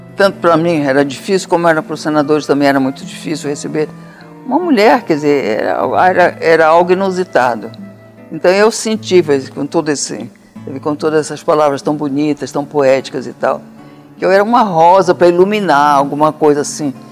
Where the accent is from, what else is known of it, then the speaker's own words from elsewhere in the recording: Amazonas, Brazil; do Amazonas, que era minha terra